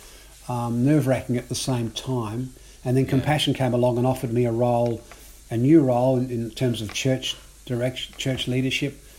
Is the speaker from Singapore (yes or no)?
no; Adelaide, South Australia, Australia; also born or lived in Belfast, Northern Ireland; I came out to Australia when I was 9 as a migrant with my family. I was 9 years of age, born in Ireland, Belfast, Northern Ireland. And we grew up in Adelaide and particularly in Elizabeth